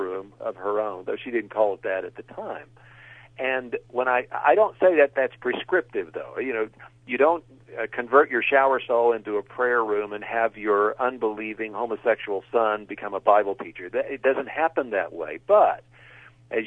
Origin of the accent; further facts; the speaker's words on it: West Virginia, United States; I grew up in West Virginia, and I've written a series of books based on my hometown